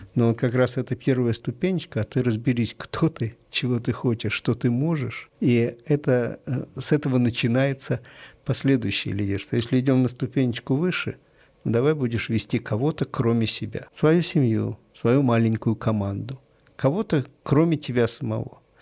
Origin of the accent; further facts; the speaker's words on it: Saint Petersburg, Russia; я родился и вырос в Питере, это мой любимый город